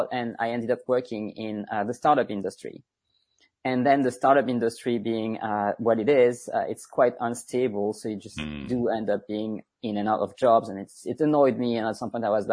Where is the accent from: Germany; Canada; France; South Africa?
France; English is a second language; moved away as an adult; I am really French. I was born and raised in France. I lived in France the first 25 years of my life. And then I moved abroad.